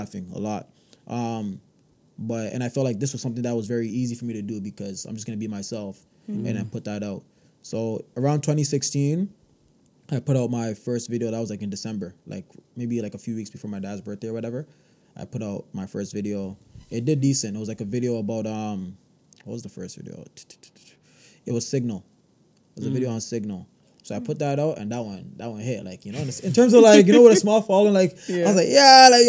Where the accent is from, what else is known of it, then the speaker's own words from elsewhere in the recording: Toronto, Ontario, Canada; Then I moved to Rexdale from grade 6 onwards until, like, university, well, till now.